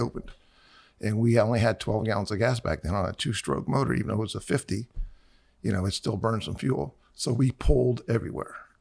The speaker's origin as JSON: {"language": "English", "town": "Miami", "region": "Florida", "country": "United States", "tie": "born or raised there", "said": "I was born in November of fifty-six. My parents moved down here in January of fifty-seven, and we moved to Miami. We were in the north part of Miami"}